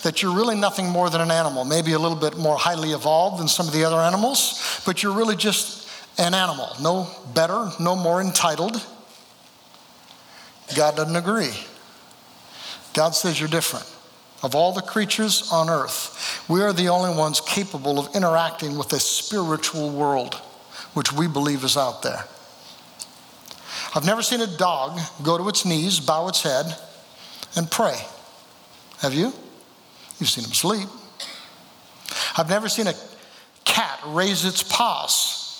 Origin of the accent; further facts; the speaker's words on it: Oregon, United States; moved away as an adult; also born or lived in California / Eugene, Oregon / Jenkins, Kentucky; now in Kentucky, United States; born in California, raised there in Oregon